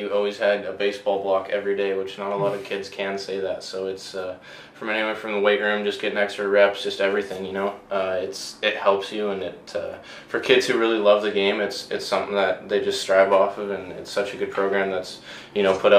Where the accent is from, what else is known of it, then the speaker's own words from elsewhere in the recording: Victoria, British Columbia, Canada; this is my hometown and I get to live here, you know, I grew up here.